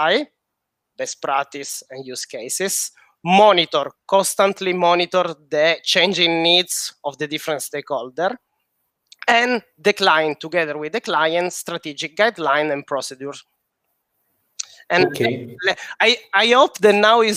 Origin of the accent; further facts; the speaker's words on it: Sicily, Italy; English is a second language; now in Paris, France; I'm Sicilian, but I'm based in Paris